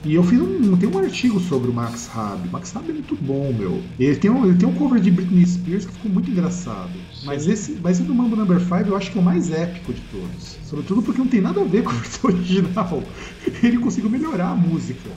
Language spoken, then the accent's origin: Portuguese; São Paulo, Brazil; a gente é de São Paulo